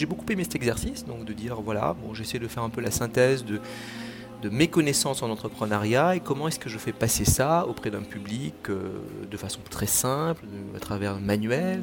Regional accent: Mauritius; now in Toulouse, France; dans mon pays d'origine, euh, l'île Maurice

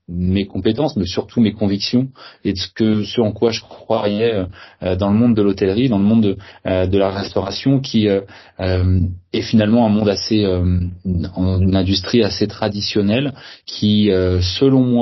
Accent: Saint-Malo, Brittany, France; Je suis euh, euh pas nantais, je suis originaire de la région de Saint-Malo

